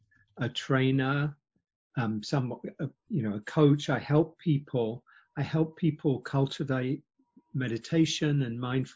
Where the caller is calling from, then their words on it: Silver Spring, Maryland, United States; I'm based just out of Washington, outside of Washington, D.C. in Silver Spring, Maryland.